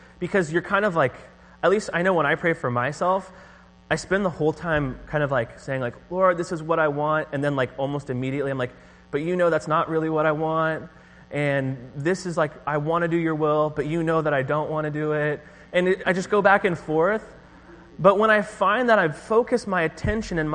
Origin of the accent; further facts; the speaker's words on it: Orange County, California, United States; moved away; I'm from Orange County